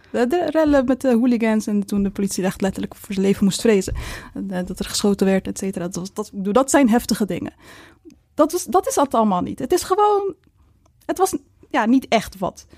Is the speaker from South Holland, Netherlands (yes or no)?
yes; Maasluis, South Holland, Netherlands; In Maasluis, ik kom dan uit Maasluis